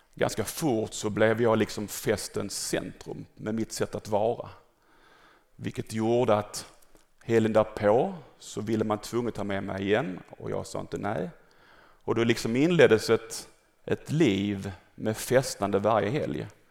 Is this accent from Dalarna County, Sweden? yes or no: no; Malmö, Skåne, Sweden; född och uppvuxen här i Malmö